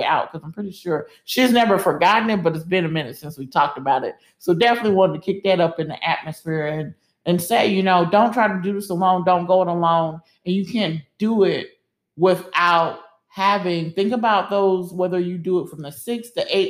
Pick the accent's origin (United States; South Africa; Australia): United States; the South; moved away; we both were from the South